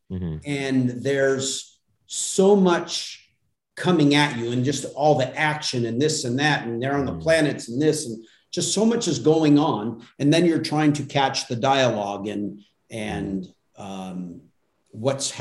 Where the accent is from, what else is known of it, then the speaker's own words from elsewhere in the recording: Altadena, California, United States; also born or lived in Pasadena, California / Burbank, California; And I was born in Pasadena, raised in a town called Altadena